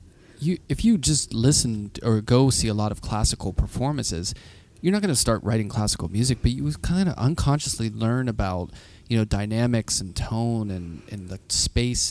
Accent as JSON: {"language": "English", "town": "Pittsburgh", "region": "Pennsylvania", "country": "United States", "tie": "born or raised there", "moved": "yes", "lives_now": "Brooklyn, United States", "said": "when I go back to Pittsburgh, I feel like, this is my hometown"}